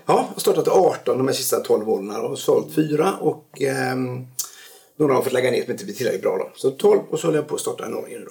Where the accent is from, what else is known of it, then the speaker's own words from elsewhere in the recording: Stenungsund, Västra Götaland, Sweden; also born or lived in Norrland; now in Tjörn, Sweden; hamnade i Stenungsund när jag var års tioårsåldern